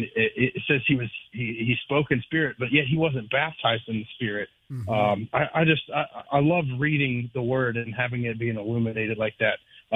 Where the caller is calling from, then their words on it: Jacksonville, United States; I'm calling from Jacksonville, brother.